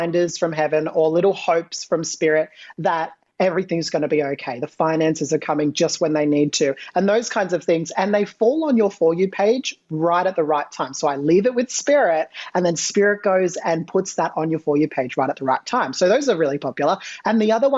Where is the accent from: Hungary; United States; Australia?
Australia; Australian. Yes, I'm Australian.